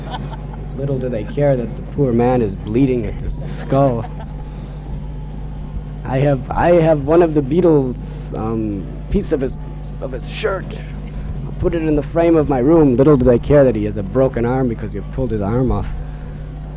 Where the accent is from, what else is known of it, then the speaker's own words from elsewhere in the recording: United States; I was born in America